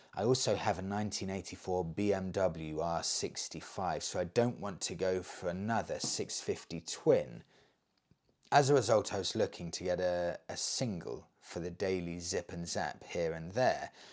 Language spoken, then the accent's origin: English; United Kingdom; I'm British.